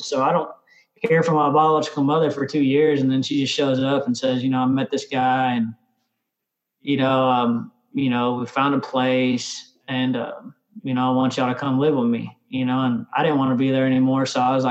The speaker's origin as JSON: {"language": "English", "town": "Tulsa", "region": "Oklahoma", "country": "United States", "tie": "born or raised there", "also_born_or_lived": "Austin, United States", "said": "I was born in Austin. And then when I was one, I guess we moved to Arizona. I'm not Arizona, but Tulsa, Oklahoma. And so we lived in Tulsa. We lived in Shawnee. We lived in Ada. We lived in Oklahoma City."}